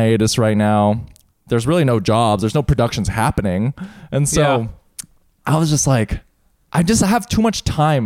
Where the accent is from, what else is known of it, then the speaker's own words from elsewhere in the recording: El Paso, Texas, United States; now in New York, United States; growing up in El Paso, but coming from New York